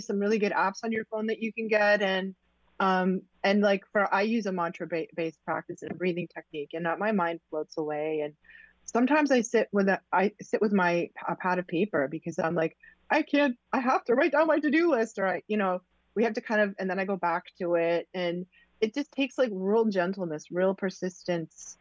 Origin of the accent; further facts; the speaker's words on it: New England, United States; I'm from New England